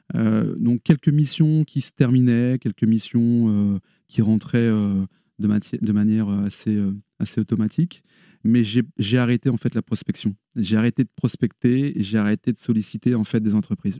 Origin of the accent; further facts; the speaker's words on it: Paris region, Île-de-France, France; moved away as an adult; now in Lille, France; Je suis originaire de la région parisienne. Mais ça y est, je suis Lillois, euh, il y a prescription depuis 20 ans.